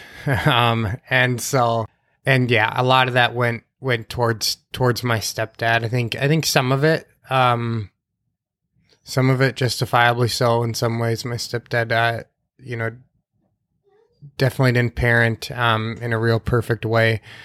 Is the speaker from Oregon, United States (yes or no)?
no; Sauk Rapids, Minnesota, United States; also born or lived in St. Cloud, Minnesota; I was born in the Saint Cloud Hospital.